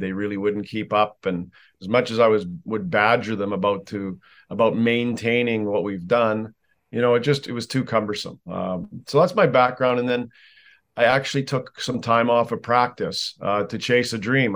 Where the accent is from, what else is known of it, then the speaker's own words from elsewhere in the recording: Canada; I'm a Canadian, so by law we have to play hockey almost